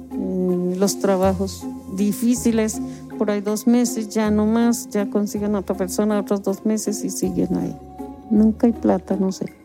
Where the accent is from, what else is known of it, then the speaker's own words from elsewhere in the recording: Guateque, Boyacá, Colombia; Yo nací en Guateque, Boyacá. Mm, tengo 68 años.